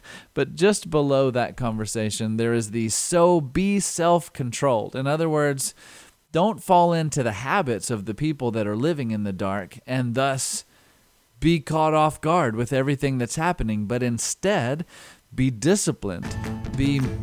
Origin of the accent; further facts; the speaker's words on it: United States; we are distracted American Christians